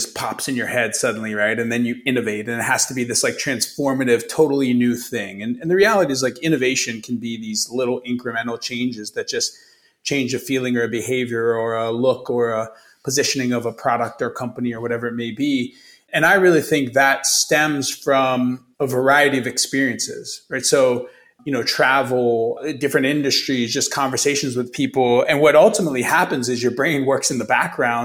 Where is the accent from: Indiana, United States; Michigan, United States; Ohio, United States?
Ohio, United States; Youngstown; moved away as an adult; also born or lived in Chicago; I grew up in the Midwest, grew up in Youngstown, Ohio, went to Ohio State